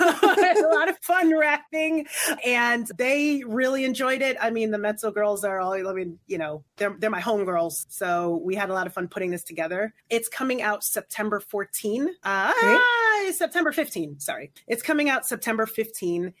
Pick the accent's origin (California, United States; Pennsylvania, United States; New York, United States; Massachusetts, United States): New York, United States; I'm from New York